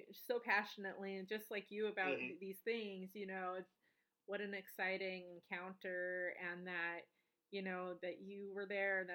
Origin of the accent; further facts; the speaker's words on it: Colorado, United States; my hometown in Colorado